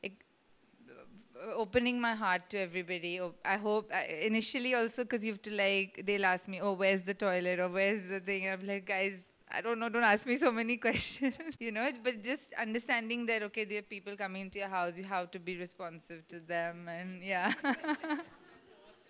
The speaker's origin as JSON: {"language": "English", "town": "Mumbai", "region": "Maharashtra", "country": "India", "tie": "born or raised there", "said": "growing up in Mumbai, a city where one tends to stick to the same circle of friends"}